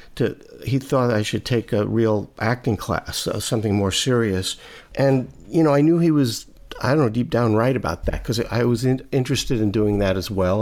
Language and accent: English; New York City, New York, United States; I grew up in Brooklyn